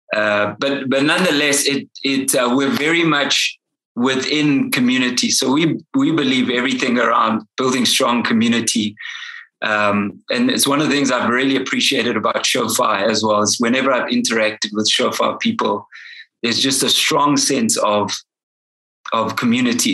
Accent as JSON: {"language": "English", "town": "Durban", "region": "KwaZulu-Natal", "country": "South Africa", "tie": "born or raised there", "moved": "yes", "lives_now": "Johannesburg, South Africa", "said": "I'm originally from Durban"}